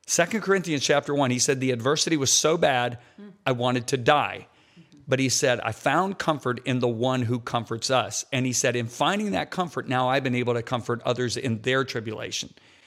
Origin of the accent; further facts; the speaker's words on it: Michigan, United States; I grew up in Michigan.